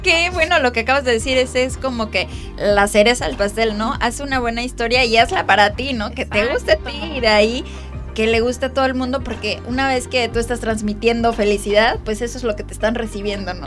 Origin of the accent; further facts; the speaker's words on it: Mexico; nosotros como mexicanos